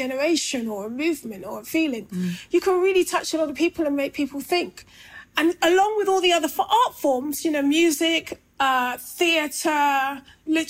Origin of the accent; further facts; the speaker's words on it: London, United Kingdom; I grew up in Brixton and I grew up through two Brixton riots, 1981 and 95